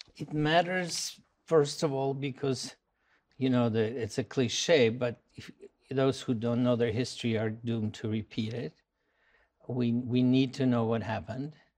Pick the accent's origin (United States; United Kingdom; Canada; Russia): Russia; Moscow; moved away; I'm from Moscow